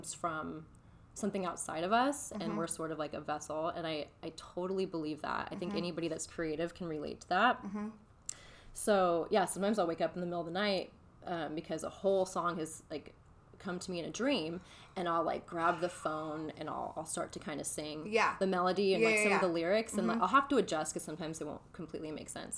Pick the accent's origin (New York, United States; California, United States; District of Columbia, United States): California, United States; Hemet; I'm from Hemet, California